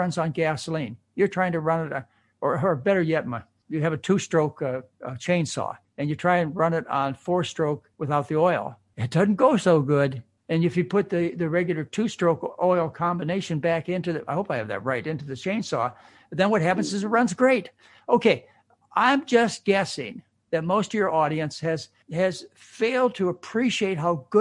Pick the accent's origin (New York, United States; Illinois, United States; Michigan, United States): Michigan, United States; Grand Rapids; moved away as an adult; also born or lived in Hawaii; I was raised in Grand Rapids, Michigan, or Michigan area